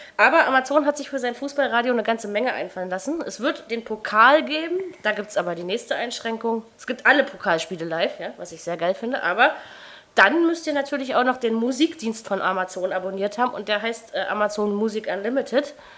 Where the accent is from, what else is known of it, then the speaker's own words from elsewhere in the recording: Germany; ich als Brandenburger Berliner